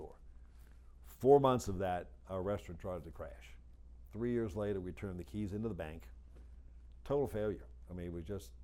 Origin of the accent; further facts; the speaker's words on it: New Orleans, Louisiana, United States; moved away as an adult; now in Atlanta, United States; after 57 years, where I was born and raised in New Orleans